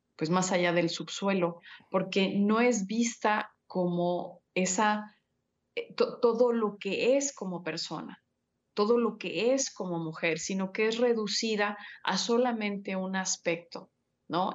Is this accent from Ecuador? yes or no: no; Mexico; tú y yo somos mexicanos